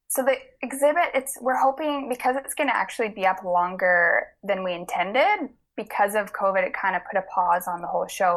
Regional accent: the Kootenays, British Columbia, Canada; I grew up in the Kootenays

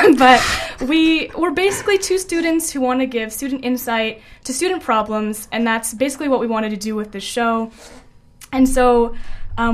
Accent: Calgary, Alberta, Canada; moved away as an adult; now in Vancouver, Canada; I'm from Calgary, a first-year student

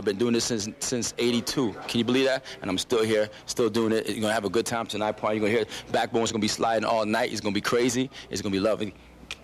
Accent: Toronto, Ontario, Canada; I'm from Scarborough.

